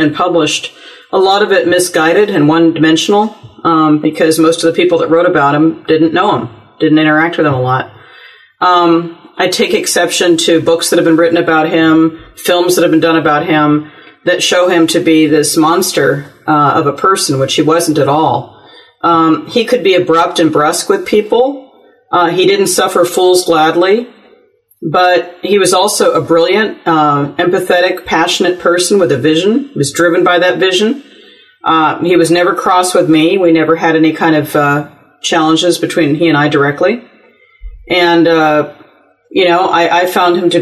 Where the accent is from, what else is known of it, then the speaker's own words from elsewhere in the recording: Cupertino, California, United States; I grew up in Cupertino